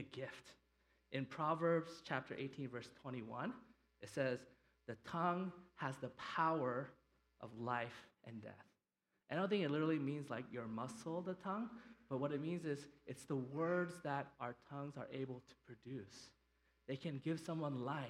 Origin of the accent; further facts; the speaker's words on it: United States; Them coming from Korea and me growing up here in the United States